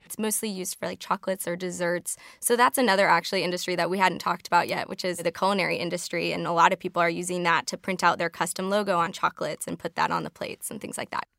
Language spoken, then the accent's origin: English; Chicago, Illinois, United States; I'm from Chicago, so I have to call it the Sears Tower